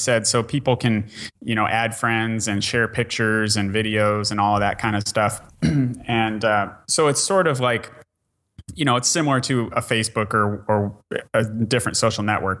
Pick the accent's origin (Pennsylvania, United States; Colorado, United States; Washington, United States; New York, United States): Washington, United States; Bellingham; I'm from Bellingham, Washington. We did it there.